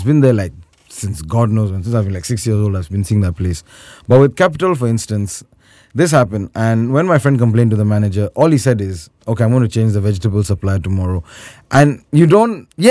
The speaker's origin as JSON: {"language": "English", "country": "Turkey", "said": "Hello, I'm Turkish, Johnny, I'm not Indian."}